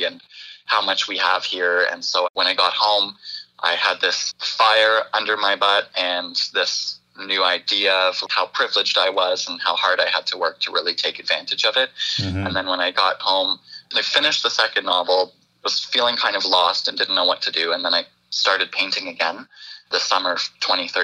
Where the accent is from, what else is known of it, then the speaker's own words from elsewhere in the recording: Brampton, Ontario, Canada; now in Orangeville, Canada; I grew up in Brampton